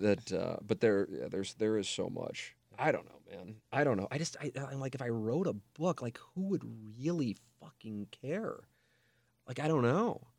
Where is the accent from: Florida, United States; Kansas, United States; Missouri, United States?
Missouri, United States; St. Louis; my hometown